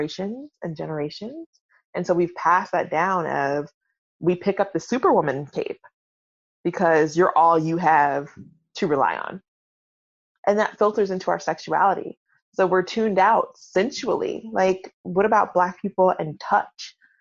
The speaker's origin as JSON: {"language": "English", "town": "Atlanta", "region": "Georgia", "country": "United States", "said": "I'm from Atlanta, so I am a recovering Baptist."}